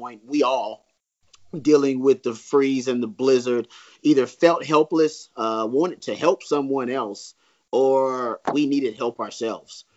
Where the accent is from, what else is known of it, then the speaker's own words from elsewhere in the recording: Texas, United States; I'm a Texan and I chose Austin as a home for a reason